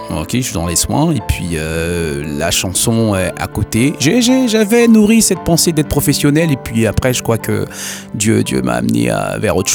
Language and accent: French; French Guiana; moved away as an adult; also born or lived in Haiti; now in France; mes parents euh, qui sont partis vivre en Guyane et puis nous ont fait rentrer. À l'âge de deux ans, je suis arrivé en Guyane.